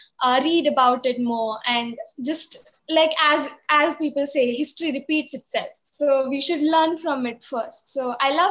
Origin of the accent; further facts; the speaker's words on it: Pune, Maharashtra, India; I'm from Pune originally, and yeah, I've been studying in Akanksha since I was very small.